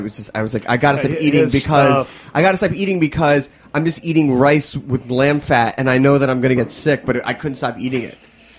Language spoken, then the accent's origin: English; Philadelphia, Pennsylvania, United States; moved away as an adult; I grew up in Philadelphia